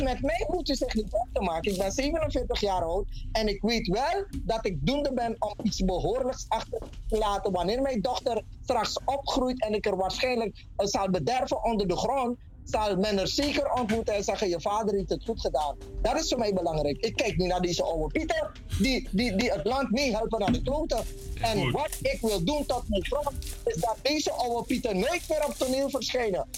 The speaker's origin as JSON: {"language": "Dutch", "country": "Suriname", "said": "Ik ben een Surinamer"}